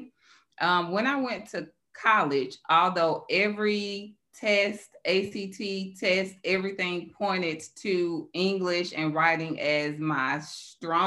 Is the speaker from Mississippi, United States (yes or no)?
yes; Greenville, Mississippi, United States; moved away; I grew up in Greenville, Mississippi.